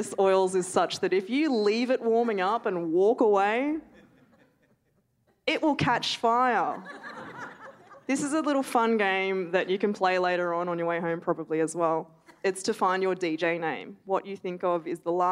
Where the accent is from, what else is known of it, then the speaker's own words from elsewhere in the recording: Melbourne, Victoria, Australia; now in Darwin, Australia; I grew up in Melbourne